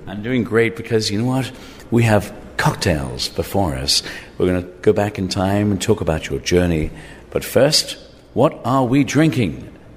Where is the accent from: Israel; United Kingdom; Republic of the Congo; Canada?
United Kingdom; England; moved away; also born or lived in Ireland; I grew up in England, in Ireland.